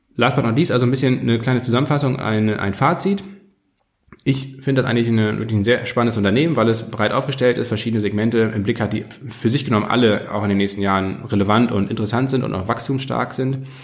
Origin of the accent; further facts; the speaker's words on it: Kiel, Schleswig-Holstein, Germany; ich komme ja aus Kiel